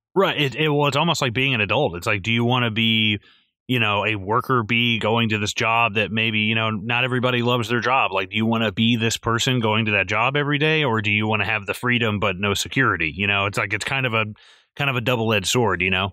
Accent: the South, United States; I'm from the, I'm from the South

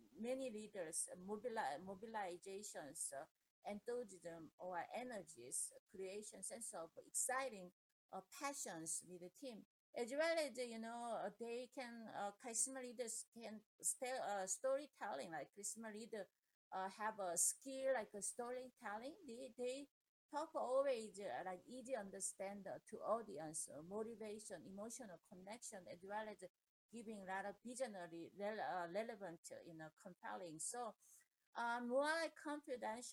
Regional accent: Andong, North Gyeongsang, South Korea; English is a second language; moved away as an adult; now in United States; we came from Korea to America

